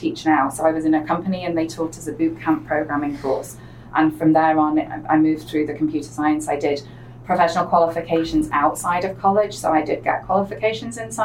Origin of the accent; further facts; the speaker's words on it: between Manchester and Liverpool, North West England, United Kingdom; accent: English; moved away as an adult; now in United States; I'm originally a native of the northwest of England, halfway between Manchester and Liverpool